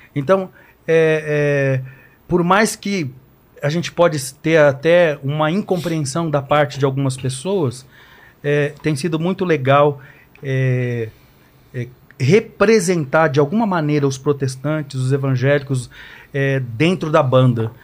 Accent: Guarulhos, São Paulo, Brazil; a gente conviveu anos na igreja, no barracão que era lá na Vila Barros, lá na periferia de Guarulhos

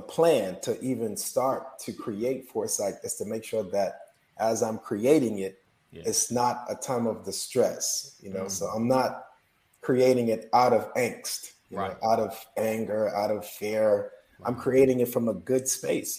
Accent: South Florida, United States; moved away; I'm from South Florida

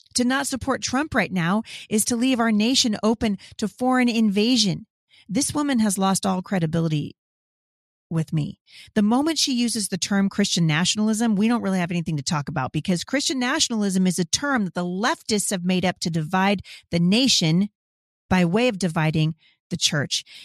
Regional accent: Washington, United States; my home state of Washington

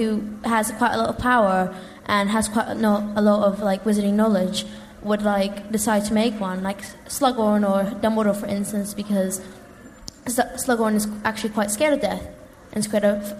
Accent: London, United Kingdom; I'm from West London.

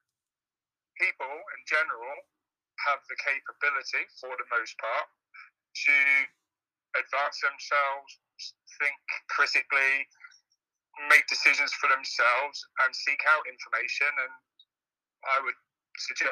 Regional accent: England, United Kingdom; moved away as an adult; also born or lived in Detroit, Michigan; now in Michigan, United States; I grew up in England, and I'm a native national of Michigan, a Michiganer

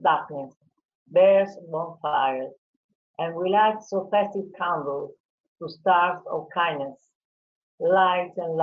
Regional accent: Italy; I'm from Italy

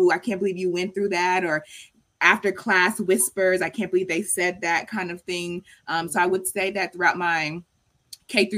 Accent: Marietta, Georgia, United States; moved away as an adult; also born or lived in Houston, Texas / New York City; I grew up in Marietta, which is like in the middle part of Cobb County

